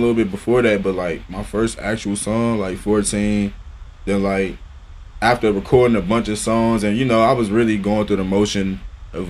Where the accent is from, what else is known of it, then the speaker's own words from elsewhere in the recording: Northern Virginia, United States; also born or lived in Arlington, Virginia / Alexandria, Virginia / Bailey's Crossroads, Virginia / Manassas, Virginia; I'm from Northern Virginia. To be specific, I was born in Arlington Hospital